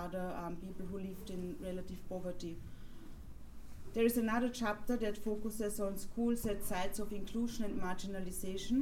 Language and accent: English; Vienna, Austria; I grew up in Vienna, going to school, from to primary school, moving on to secondary school